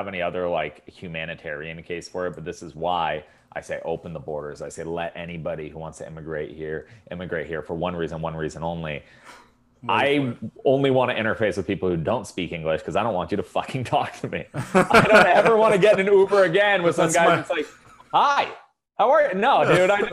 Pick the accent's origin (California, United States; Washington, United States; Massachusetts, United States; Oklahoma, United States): Washington, United States; Seattle; now in Texas, United States; From Seattle